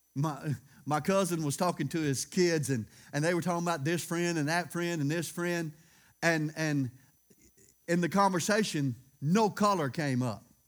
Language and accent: English; Louisiana, United States; I'm from Louisiana